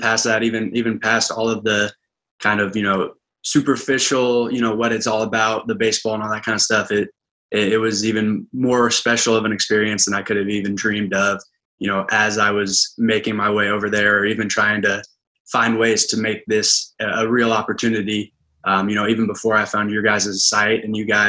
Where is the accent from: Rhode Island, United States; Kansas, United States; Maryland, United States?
Kansas, United States; Manhattan; moved away as an adult; now in Rouen, France; I'm from Manhattan, Kansas, so that's where Kansas State University